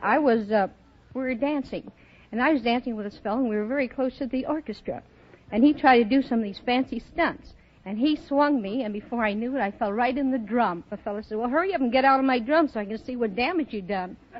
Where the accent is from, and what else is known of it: Chicago, Illinois, United States